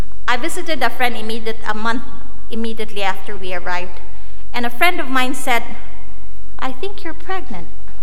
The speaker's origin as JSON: {"language": "English", "country": "Philippines", "tie": "born or raised there", "also_born_or_lived": "India", "moved": "as an adult", "lives_now": "United States", "said": "I was born and raised in the Philippines"}